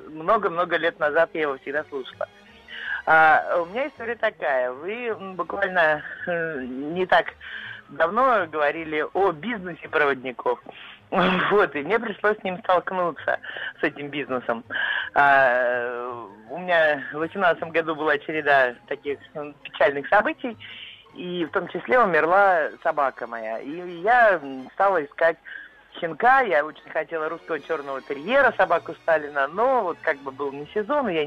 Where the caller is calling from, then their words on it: Kemerovo, Kemerovo Oblast, Russia; из Кемерово. Люблю свой город очень.